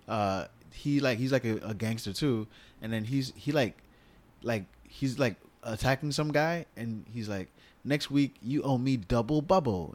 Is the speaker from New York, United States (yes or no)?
yes; New York, United States; me being a New Yorker